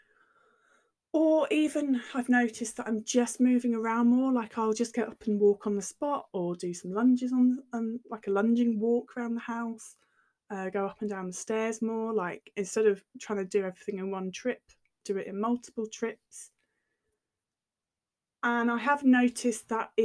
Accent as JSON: {"language": "English", "area": "near Cambridge", "region": "East of England", "country": "United Kingdom", "tie": "born or raised there", "said": "I grew up near Cambridge, so you cycle everywhere."}